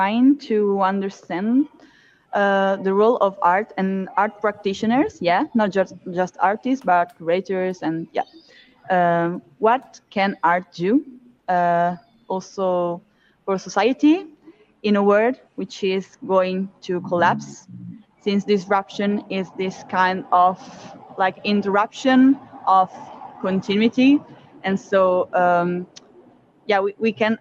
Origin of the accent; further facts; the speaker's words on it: Milan, Lombardy, Italy; I come from Milan in Italy.